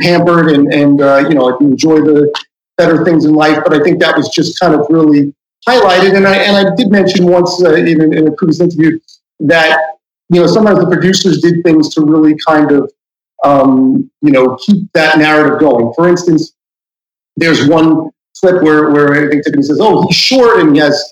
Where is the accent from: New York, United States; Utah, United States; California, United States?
New York, United States; New York City; also born or lived in Manhattan; I live in Manhattan now, but I grew up in Queens